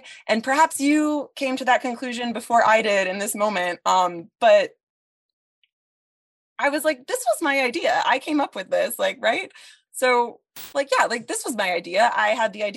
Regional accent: Sitka, Alaska, United States; to have been a student of Stacy's, growing up in Sitka

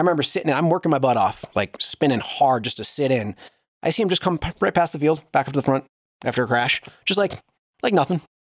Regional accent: Wisconsin, United States; I grew up in Wisconsin

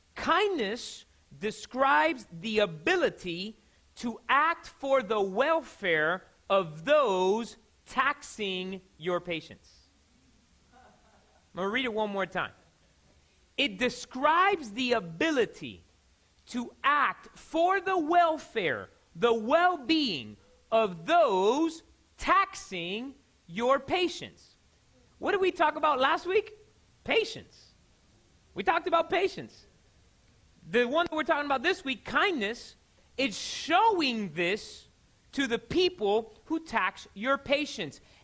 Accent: Miami, Florida, United States; I'm from Miami

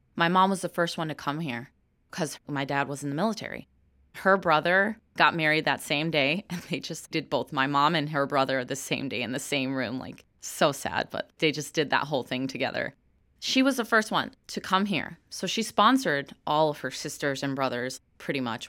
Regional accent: Chicago, Illinois, United States; first language English; I do respect where I come from because I was born and raised in Chicago.

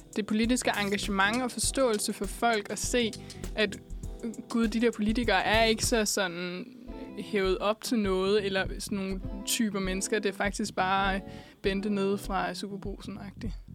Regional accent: Hillerød, Capital Region of Denmark, Denmark; now in Copenhagen, Denmark; når jeg for eksempel er hjemme og besøger min mor i Hillerød

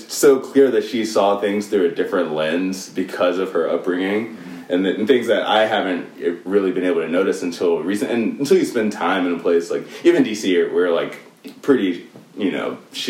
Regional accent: South Africa; we grew up in South Africa, or at least, you know, the three of us did together when I grew up in South Africa personally.

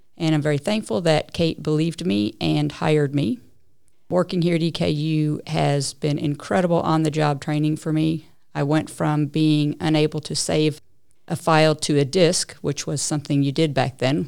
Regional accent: Lexington, Kentucky, United States; also born or lived in Tucson, Arizona / Papua New Guinea; now in Richmond, United States; I really grew up most of my life in Lexington, Kentucky

